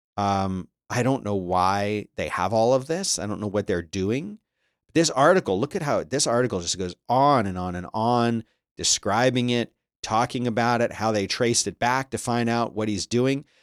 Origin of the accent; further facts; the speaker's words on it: United States; I'm American.